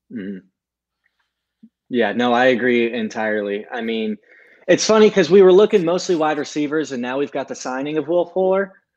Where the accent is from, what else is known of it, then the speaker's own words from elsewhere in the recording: Tuscaloosa, Alabama, United States; moved away as an adult; also born or lived in Gainesville, Florida; I grew up in Tuscaloosa.